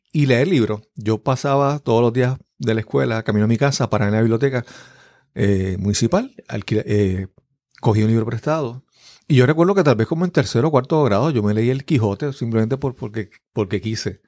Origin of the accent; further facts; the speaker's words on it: Yabucoa, Puerto Rico; yo nací en el pueblo de Yabucoa. Yabucoa es en el sureste de Puerto Rico